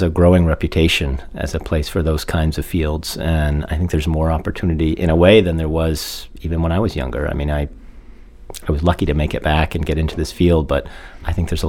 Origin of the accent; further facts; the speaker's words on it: Mount Desert Island, Maine, United States; my parents moved our family up there when I was about 10, so I wasn't born there, but, but I grew up there. I went to grade school and high school there